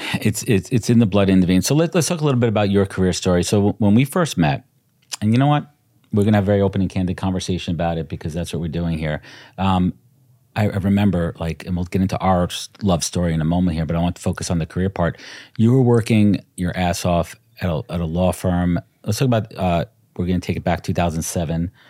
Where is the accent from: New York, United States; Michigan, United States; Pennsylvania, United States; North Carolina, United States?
New York, United States; New York City; also born or lived in Long Island, New York; I was born in Brooklyn, but we both grew up in Brooklyn. I moved to Long Island when I was twelve.